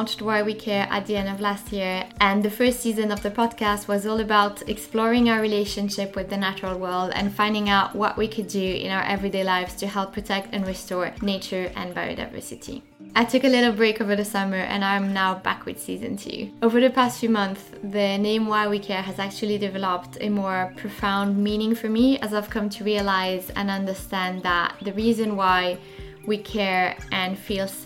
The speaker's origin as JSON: {"language": "English", "area": "French-speaking Switzerland", "region": "Romandy", "country": "Switzerland", "tie": "born or raised there", "moved": "yes", "lives_now": "London, United Kingdom", "said": "I grew up in the French part of Switzerland, so that's where the accent is coming from."}